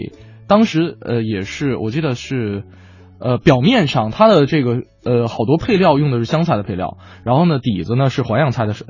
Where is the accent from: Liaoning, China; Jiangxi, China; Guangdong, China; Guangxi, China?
Liaoning, China; 我我老家是辽宁的，我在辽宁的街上看到了烤冷面